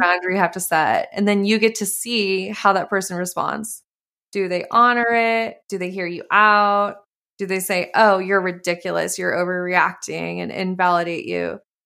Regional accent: Montana, United States; moved away; also born or lived in California; I grew up in Montana

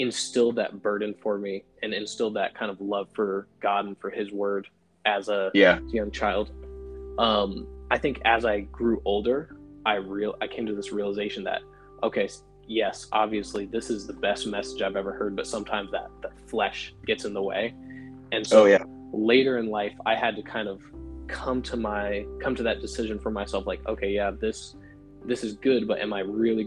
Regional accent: Waterbury, Connecticut, United States; I'm from Waterbury, Connecticut, and it's a kind of medium-sized city in Connecticut. I grew up with my dad as my pastor

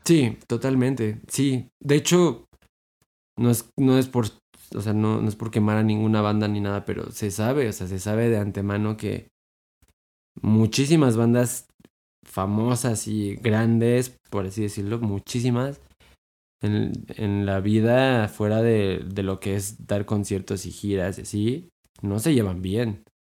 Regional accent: Mexico; nosotros como mexicanos

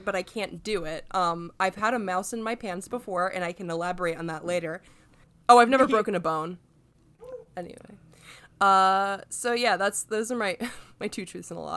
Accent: Alexandria, Virginia, United States; moved away as an adult; also born or lived in central Vermont; now in Vermont, United States; I grew up in Northern Virginia around Alexandria, a really fun place to grow up

